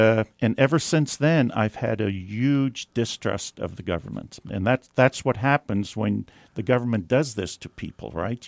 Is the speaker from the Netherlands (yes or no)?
yes; Netherlands; now in United States; I was born in Holland